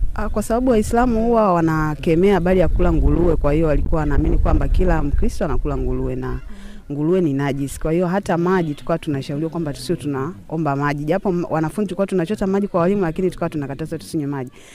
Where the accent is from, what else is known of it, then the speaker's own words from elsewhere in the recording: Bagamoyo, Pwani, Tanzania; ni mzaliwa wa wilaya ya Bagamoyo, mkoa wa Pwani.